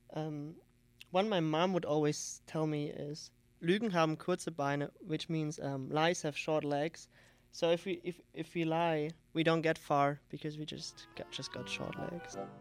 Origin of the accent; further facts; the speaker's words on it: Saarland, Germany; moved away as an adult; now in Edmond, United States; The southwest. It's called Saarland.